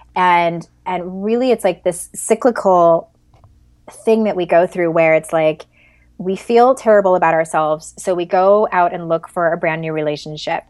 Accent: San Diego, California, United States; I'm from San Diego

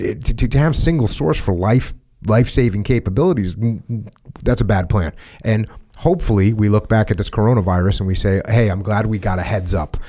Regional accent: New England, United States; also born or lived in Connecticut / Maine; My home state, my home region

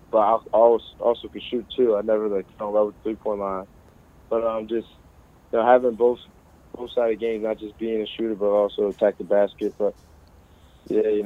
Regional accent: Philadelphia, Pennsylvania, United States; it's my hometown team

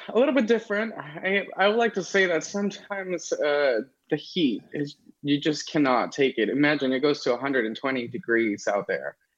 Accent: Los Angeles, California, United States; moved away as an adult; also born or lived in Las Vegas; I was born here in LA. Um, I'm streaming from LA right now. Um, and I grew up here in California.

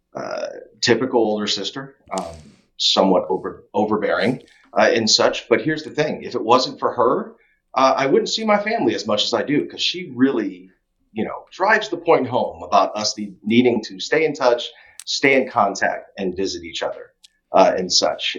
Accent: Tampa, Florida, United States; also born or lived in Philippines; we settled in Tampa, Florida. So, for all intents and purposes, Tampa, Florida, go Bucks, is my home.

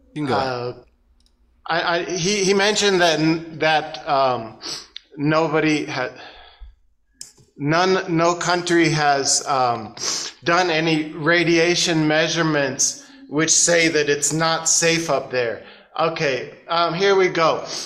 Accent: United States; moved away as an adult; also born or lived in Portland, Oregon; now in China; I'm an American

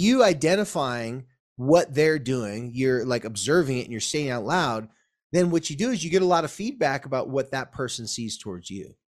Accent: Carlsbad, California, United States; Carlsbad, my hometown

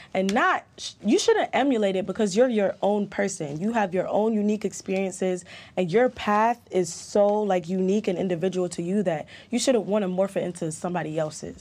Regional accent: London, United Kingdom; moved away; also born or lived in Jamaica; I was in Jamaica for just under a year, and then I actually moved to London. That's where I grew up.

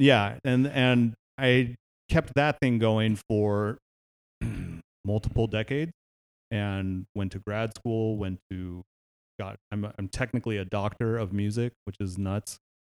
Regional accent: Palo Alto, California, United States; I grew up in Palo Alto, California

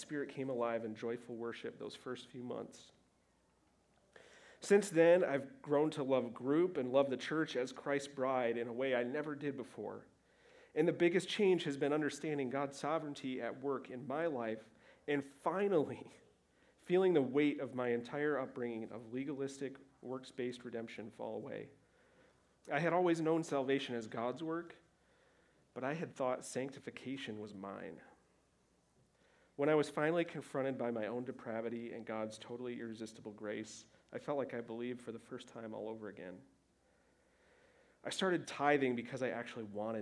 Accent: Michigan, United States; moved away; I was back home in Michigan with my family

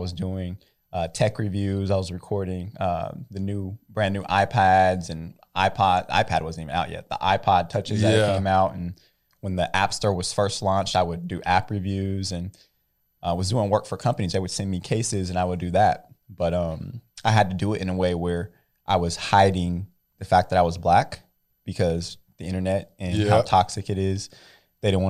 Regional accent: Bakersfield, California, United States; we're from Bakersfield

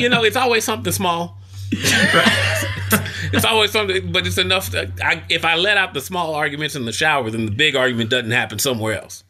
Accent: Kentucky, United States; I'm from Kentucky

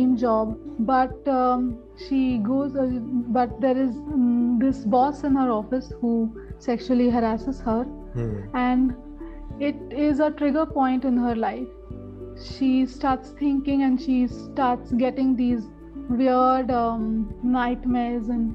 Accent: Pune, Maharashtra, India; moved away as an adult; now in Delhi, India; I was born and brought up in Pune, and after pursuing my law, I shifted my base to Delhi

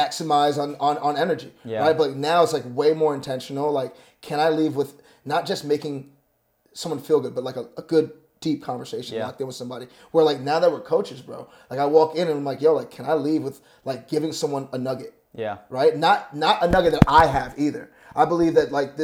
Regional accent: New York, United States; I'm from New York

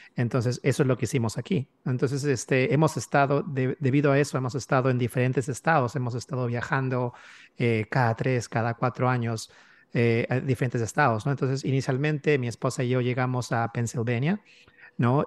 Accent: Peru; moved away as an adult; now in United States; mi esposa y yo ambos somos de Perú.

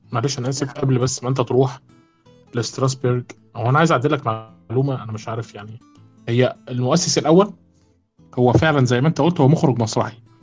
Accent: Egypt; عندنا في مصر

